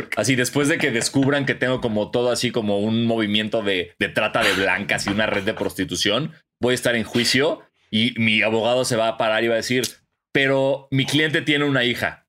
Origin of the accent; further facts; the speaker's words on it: Mexico; de México.